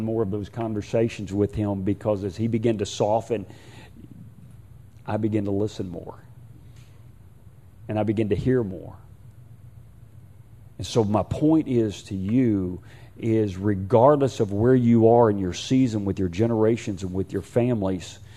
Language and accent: English; Houston, Texas, United States; I'm from Houston, and I am from Houston